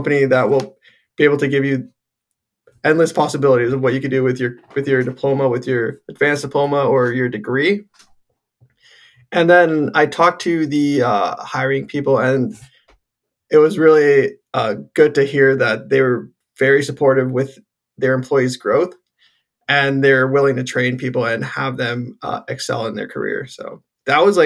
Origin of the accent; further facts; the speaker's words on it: Guelph, Ontario, Canada; I'm born and raised in Guelph.